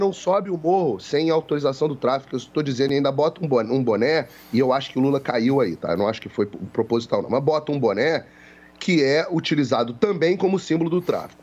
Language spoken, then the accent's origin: Portuguese; Rio de Janeiro, Brazil; eu sou carioca, eu, eu cresci ouvindo essas coisas